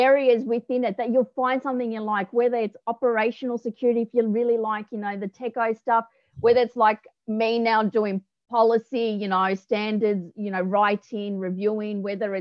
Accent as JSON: {"language": "English", "town": "Melbourne", "region": "Victoria", "country": "Australia", "tie": "born or raised there", "also_born_or_lived": "Cooma / Canberra", "moved": "as an adult", "said": "Melbourne girl through and through"}